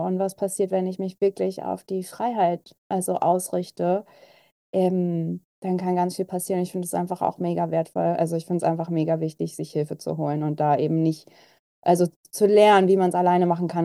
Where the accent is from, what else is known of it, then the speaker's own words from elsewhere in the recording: Berlin, Germany; ich bin ja auch Berlinerin